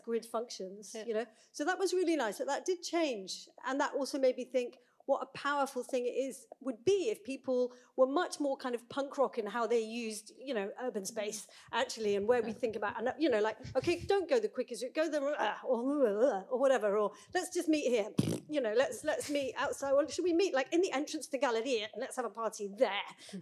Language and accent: English; United Kingdom; now in Bergen, Norway; as a British person